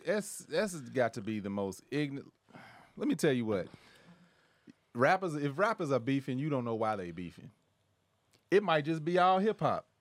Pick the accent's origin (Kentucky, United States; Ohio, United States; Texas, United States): Kentucky, United States; now in Los Angeles, United States; I'm from the Midwest. I'm from Kentucky.